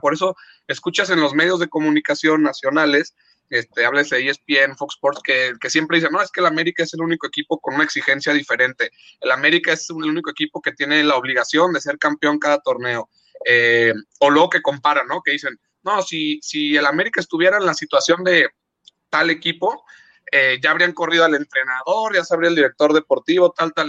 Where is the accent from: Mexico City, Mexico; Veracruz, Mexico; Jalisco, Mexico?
Jalisco, Mexico; Guadalajara; nací aquí en Guadalajara y aquí vivo.